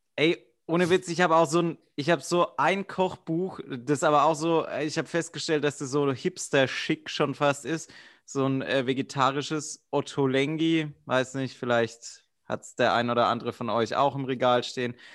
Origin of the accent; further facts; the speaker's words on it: suburb of Karlsruhe, Baden-Württemberg, Germany; Ich war aus dem Vorort von Karlsruhe